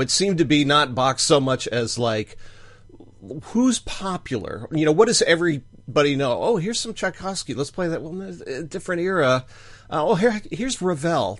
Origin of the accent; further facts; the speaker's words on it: United States; we're Americans